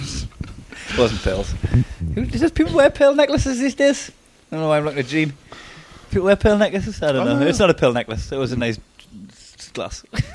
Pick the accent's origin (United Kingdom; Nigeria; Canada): United Kingdom; Newcastle upon Tyne, North East England; accent: Geordie; I'm a Geordie, I would say, "Would you marry us?"